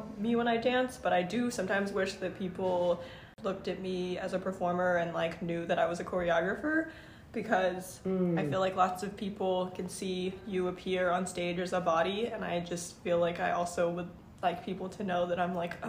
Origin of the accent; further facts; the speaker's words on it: San Francisco, California, United States; My pronouns are she, they. I was born and raised in San Francisco.